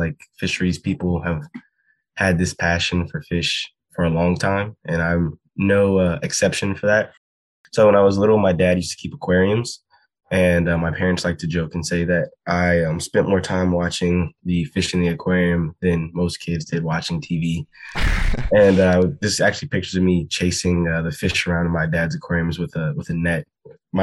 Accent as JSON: {"language": "English", "country": "United States", "tie": "born or raised there", "said": "I grew up fishing in the Chesapeake Bay"}